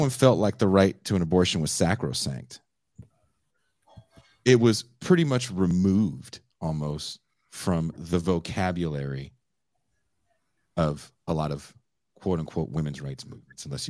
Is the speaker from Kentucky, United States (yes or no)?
no; California, United States; I'm living in California, I'm from California.